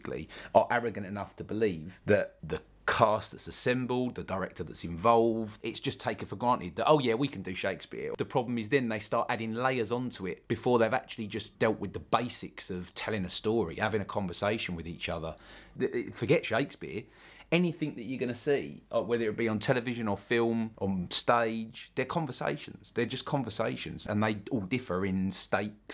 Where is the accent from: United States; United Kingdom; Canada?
United Kingdom; London; accent: London; specifically about London, and which is interesting because that's my accent